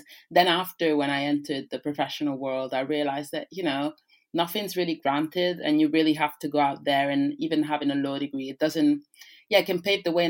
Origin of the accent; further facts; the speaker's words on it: Rome, Lazio, Italy; first language Italian; English is a second language; moved away; I grew up in Rome, which is the city that encloses the city of the Vatican State